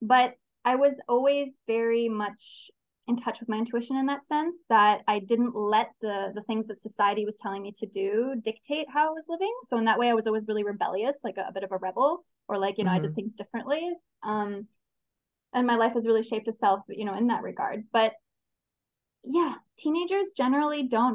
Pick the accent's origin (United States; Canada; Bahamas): Canada; now in Chile; I'm from Canada originally. Currently, I'm living in Chile.